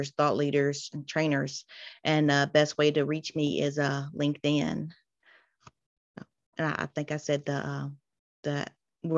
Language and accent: English; South Carolina, United States; I am from South Carolina in the US.